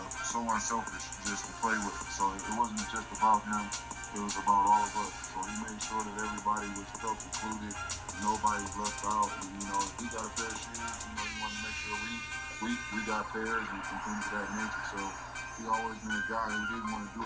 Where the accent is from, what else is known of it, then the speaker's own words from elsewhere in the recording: Akron, Ohio, United States; moved away as an adult; also born or lived in France; my hometown